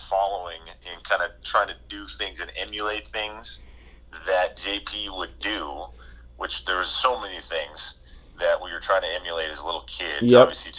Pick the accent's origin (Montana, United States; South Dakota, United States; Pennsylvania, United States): Montana, United States; Billings; growing up in Billings